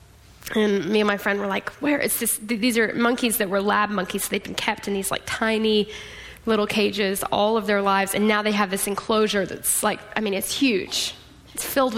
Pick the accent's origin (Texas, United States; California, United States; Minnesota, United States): Texas, United States; Austin; I'm from Austin